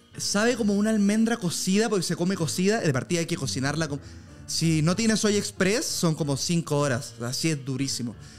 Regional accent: Viña del Mar, Valparaíso, Chile; Yo nací. en Villa del Mar

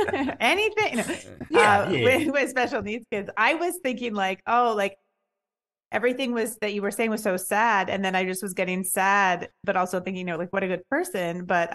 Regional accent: Canada; now in New York, United States; I'm in New York now. I'm Canadian, but I live here.

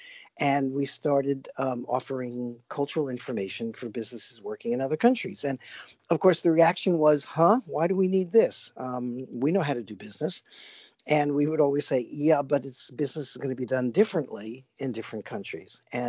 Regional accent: New York City, New York, United States; I grew up in New York City, probably one of the most multicultural places in the world

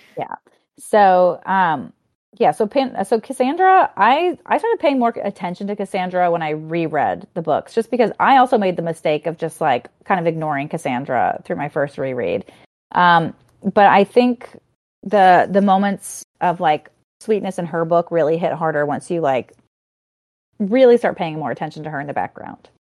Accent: Cajun, Louisiana, United States; I'm Cajun girl

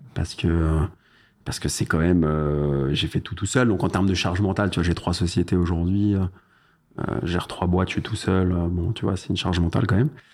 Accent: Paris, Île-de-France, France; je suis né à Paris

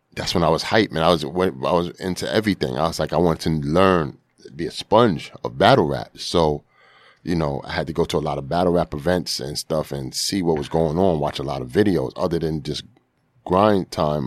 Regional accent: New York City, New York, United States; most of my life I spend on, uh, Finley Ave.

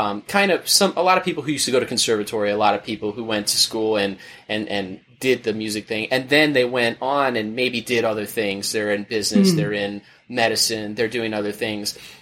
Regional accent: Orlando, Florida, United States; I'm originally from Orlando, Florida

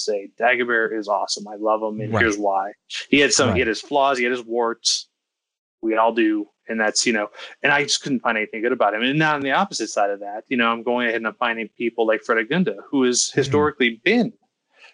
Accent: United States; I'm an American

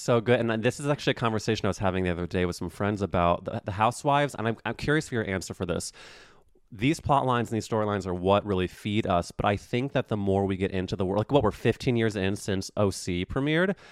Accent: St. Louis, Missouri, United States; now in New York City, United States; I'm from Saint Louis, Missouri

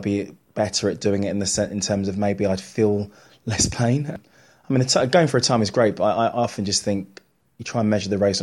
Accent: London, United Kingdom; because I'm a Londoner, I was born in East London.

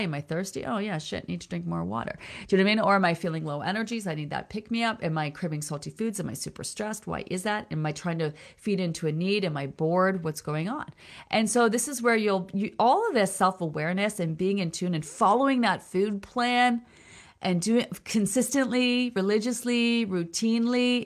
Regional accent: Peterborough, Ontario, Canada; Peterborough, Ontario. That's my hometown. That's where I was born, Peterborough, Ontario.

